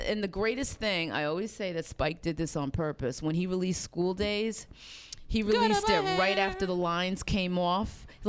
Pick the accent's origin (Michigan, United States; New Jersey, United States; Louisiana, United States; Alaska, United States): New Jersey, United States; Cedar Grove; 51 years old. Grew up in Cedar Grove, New Jersey.